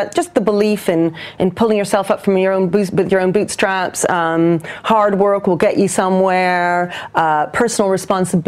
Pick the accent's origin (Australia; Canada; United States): Canada; also born or lived in New Zealand; now in London, United Kingdom; I was born in New Zealand, and then I grew up in Canada, and then I've now been in London for, you know, nearly 30 years